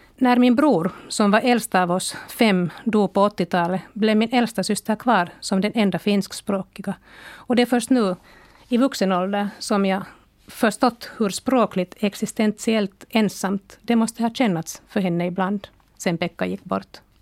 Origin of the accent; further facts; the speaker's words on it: Helsinki, Uusimaa, Finland; also born or lived in Tampere / Belgium / United States; jag är född i Tammerfors men flyttade som femåring till Helsingfors där jag bott sedan dess